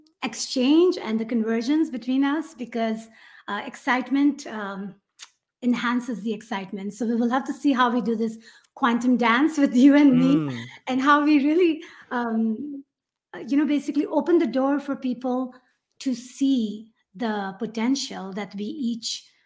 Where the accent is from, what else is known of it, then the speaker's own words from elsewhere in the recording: Karachi, Sindh, Pakistan; English is a second language; moved away as an adult; now in United States; I'm from Karachi, Pakistan. I was born and raised there.